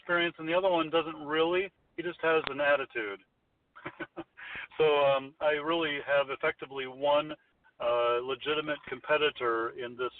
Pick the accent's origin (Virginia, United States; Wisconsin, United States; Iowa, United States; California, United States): Wisconsin, United States; Green Bay; also born or lived in Plymouth, Massachusetts / Minneapolis; now in Minnesota, United States; I was born in Plymouth, Massachusetts, grew up in Wisconsin in Green Bay